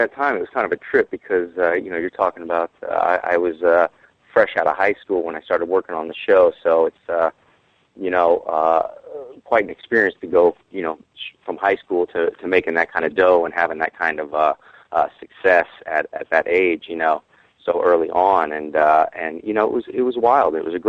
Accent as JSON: {"language": "English", "region": "Arkansas", "country": "United States", "said": "Oh, I'm from Arkansas originally."}